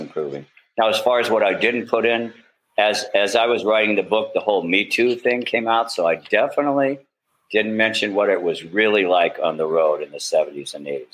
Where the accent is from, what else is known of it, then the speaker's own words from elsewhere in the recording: United States; moved away; also born or lived in Mississippi / New Orleans, Louisiana / Berkeley, California; I came up growing up in Mississippi and New Orleans